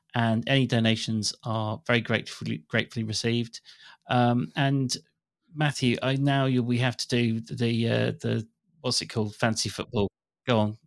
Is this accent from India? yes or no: no; England, United Kingdom; as an English person